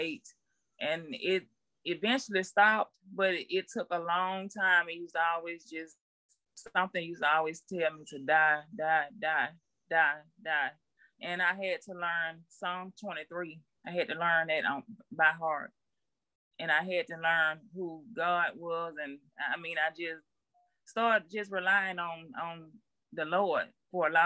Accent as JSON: {"language": "English", "town": "Albany", "country": "United States", "tie": "born or raised there", "said": "I'm from Albany"}